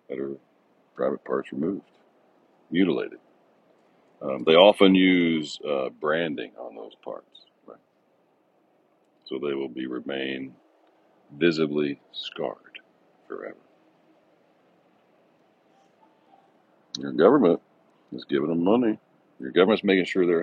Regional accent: Texas, United States; moved away as an adult; now in Ringgold, United States; born and raised in Texas, man. I've been a Texas resident all my life until now

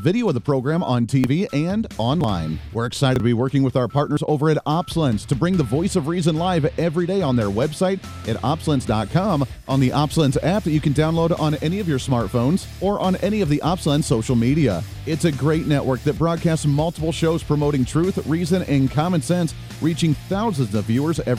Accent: Kansas, United States; I'm from Kansas. I'm in right in the middle of the country here. And I like the way we do things in Kansas

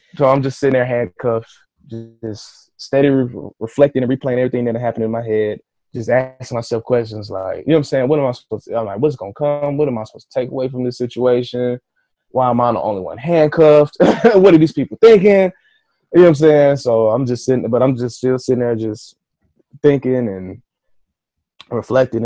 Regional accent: Atlanta, Georgia, United States; I'm from Atlanta.

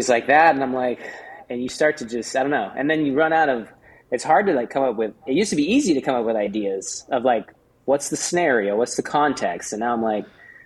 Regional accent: Coeur d'Alene, Idaho, United States; moved away as an adult; also born or lived in Fullerton, California; now in Huntington Beach, United States; I was born in Fullerton, California, but I moved up to Idaho when I was 9. So I lived in Idaho for most of my life. Up in like the Coeur d'Alene area

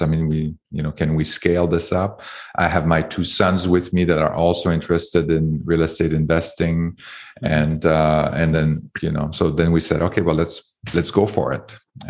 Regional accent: Canada; now in United States; I came from Canada, and it's very hard to do that in Canada.

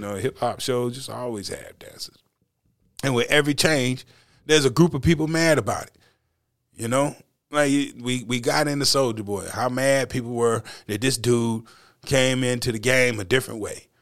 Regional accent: North Carolina, United States; we're from North Carolina

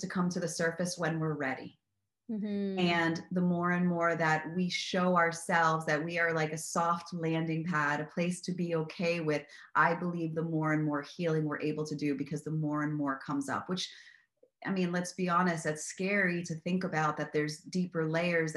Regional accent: Miami, Florida, United States; I grew up in Miami

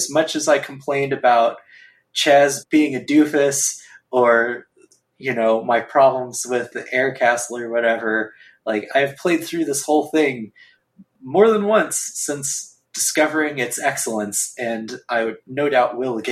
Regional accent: United States; I'm an American. I grew up on Hollywood movies.

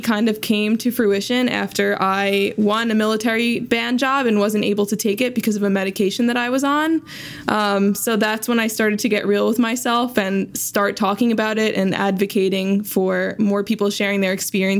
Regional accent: Long Island, New York, United States; moved away as an adult; also born or lived in Ithaca, New York; now in Maryland, United States; I did my undergrad and my master's at Ithaca College, so lots of love for upstate New York, and I'm originally from Long Island.

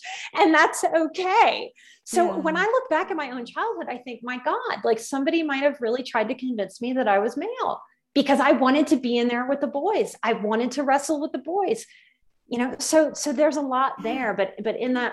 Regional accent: Louisiana, United States; I grew up in the South. I'm from Louisiana

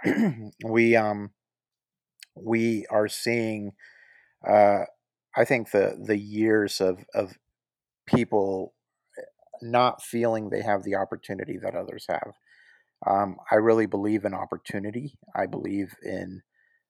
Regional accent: Costa Rica; moved away as an adult; now in Chattanooga, United States; I was raised in Costa Rica

